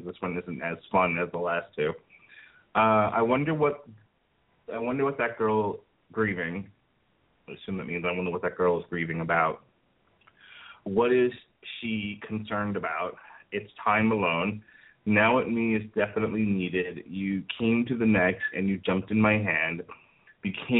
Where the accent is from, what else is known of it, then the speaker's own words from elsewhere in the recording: New York, United States; moved away; also born or lived in Florida; And I grew up in New York, and none of the homes that I lived in New York, and there were two of them, had fireplaces